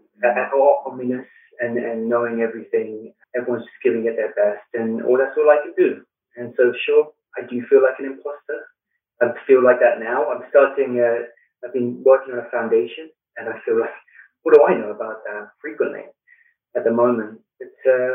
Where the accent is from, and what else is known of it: London, United Kingdom; born or raised there; moved away as an adult; also born or lived in Flint, Michigan / Blue Ridge Mountains; now in United States